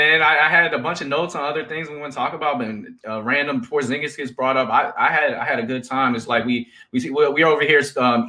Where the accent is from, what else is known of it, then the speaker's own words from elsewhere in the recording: Maryland, United States; you guys know I'm from Maryland.